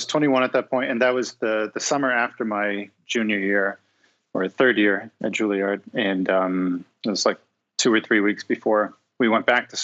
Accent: New York City, New York, United States; moved away as an adult; also born or lived in New Orleans; now in Cincinnati, United States; I grew up in New York City

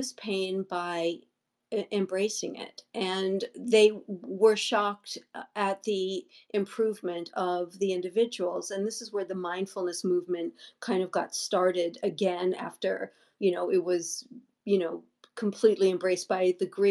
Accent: New York, United States; now in Los Angeles, United States; I was brought up in New York before I moved

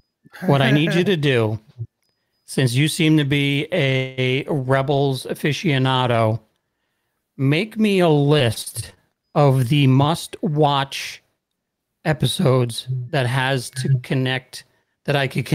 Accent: West Coast, United States; I grew up on the West Coast, so I like the original trilogy.

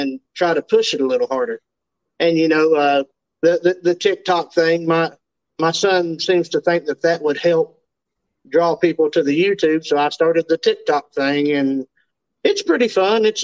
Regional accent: Western North Carolina, United States; I'm from the Appalachia region of North Carolina. We're the hill folk up here

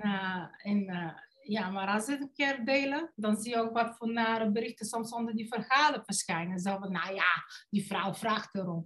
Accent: Bulgaria; Dutch is a second language; moved away as an adult; now in Netherlands; ik kom oorspronkelijk uit Bulgarije. In Nederland belandde ik op mijn 19e voor de liefde

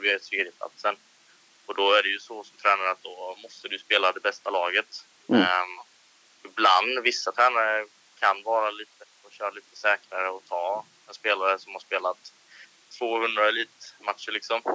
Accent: Ljungby, Kronoberg County, Sweden; also born or lived in Holmsö / Växjö; sitter just nu i en, ett pojkrum i Ljungby. Ehm, ja. Och det är här jag är uppväxt också

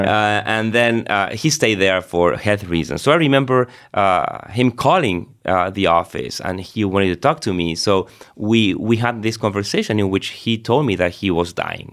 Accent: Argentina; moved away as an adult; also born or lived in Rome; I was born and raised in Argentina

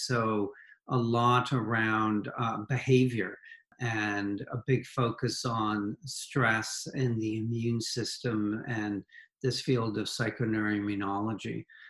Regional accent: Toronto, Ontario, Canada; moved away as an adult; also born or lived in Bethesda, Maryland; now in Houston, United States; My connection, actually, interestingly, to Canada, besides growing up in Toronto

